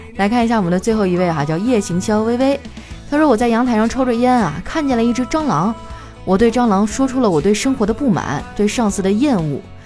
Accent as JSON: {"language": "Chinese", "region": "northern China", "country": "China", "said": "我作为一个北方人"}